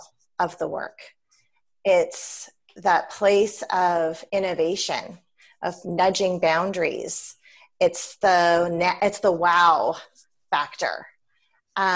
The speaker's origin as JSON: {"language": "English", "region": "British Columbia", "country": "Canada", "said": "I'm from British Columbia"}